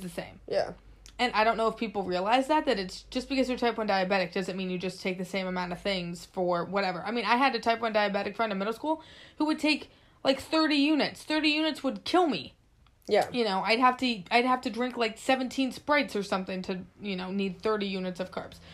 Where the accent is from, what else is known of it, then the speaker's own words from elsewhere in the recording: Seattle, Washington, United States; now in San Francisco, United States; we're from Seattle, we know what rain looks like